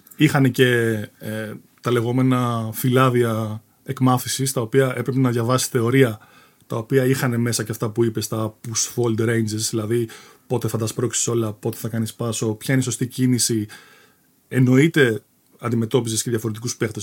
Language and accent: Greek; Athens, Attica, Greece; moved away as an adult; also born or lived in England; Γεννήθηκα στην Αθήνα. Ε, καταγωγή, εντάξει, ο πατέρα μου έχει από την Κρήτη, η μητέρα μου από Αθήνα. Οπότε ναι, θεωρούμε Αθηναίο